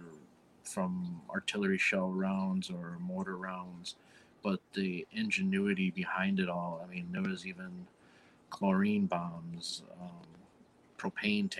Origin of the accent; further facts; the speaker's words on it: Chicago, Illinois, United States; I'm from Chicago